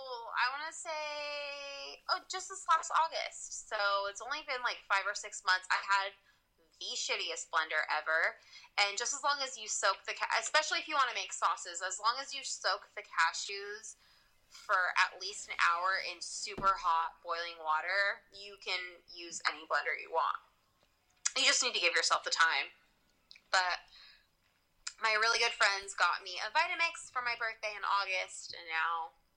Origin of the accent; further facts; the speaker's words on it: California, United States; also born or lived in Louisiana; California. Even though I lived in Louisiana and I've lived everywhere else, but I guess I do sound like I'm from California.